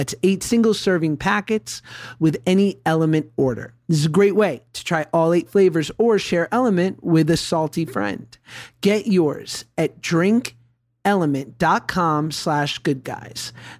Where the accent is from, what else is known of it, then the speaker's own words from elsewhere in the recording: New York, United States; growing up in New York like I did